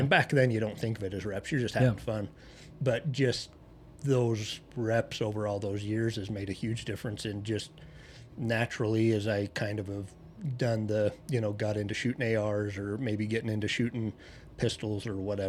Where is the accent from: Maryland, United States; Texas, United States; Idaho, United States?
Idaho, United States; Mud Lake; I'm a hillbilly from Mud Lake, Idaho